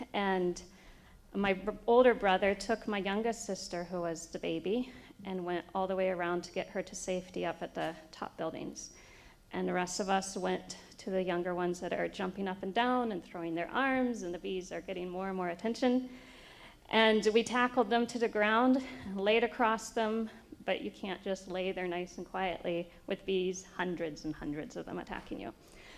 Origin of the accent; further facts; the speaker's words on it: Brazil; And I grew up in Brazil.